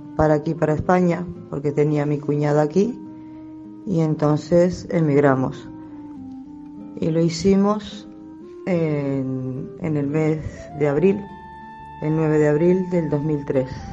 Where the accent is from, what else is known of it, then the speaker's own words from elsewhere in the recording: Uruguay; moved away as an adult; now in Galicia, Spain; mi país, Uruguay